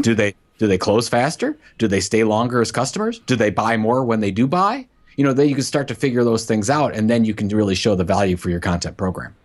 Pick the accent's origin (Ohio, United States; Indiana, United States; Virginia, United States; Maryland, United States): Ohio, United States; Cleveland; my hometown of, of Cleveland